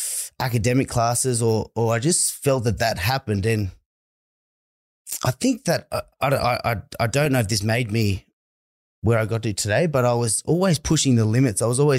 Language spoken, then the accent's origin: English; Dubbo, New South Wales, Australia; A fairly big town. It's one of the biggest rural country towns in Western New South Wales there is. I didn't really see much of that growing up